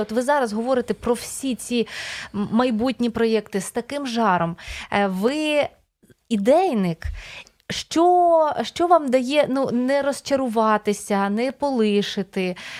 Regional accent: Podillia, Ukraine; now in Kyiv, Ukraine; я з Поділля

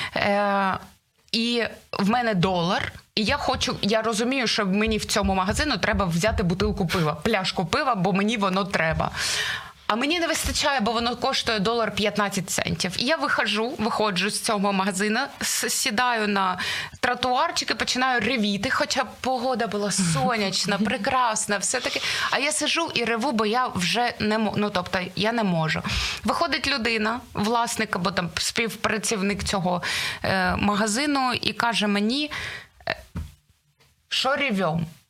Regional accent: Dnipro, Dnipropetrovsk Oblast, Ukraine; Я з Дніпра. Ми були перша перша семірка людей, сімка людей, студентів, які поїхали з Дніпра

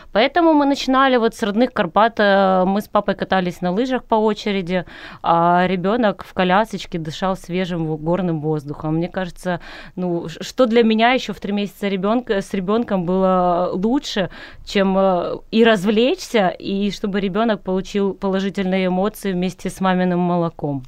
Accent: Crimea, Ukraine; moved away as an adult; also born or lived in Kyiv; я родилась в Крыму, а, у моря

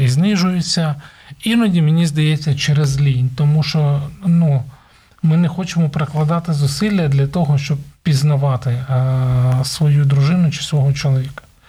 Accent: Ukraine; У нас в Україні кажуть

